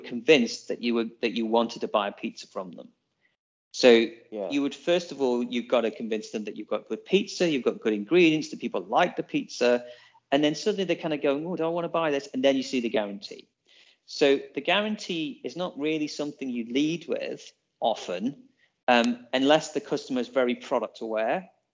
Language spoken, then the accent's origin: English; England, United Kingdom; now in Auckland, New Zealand; we're English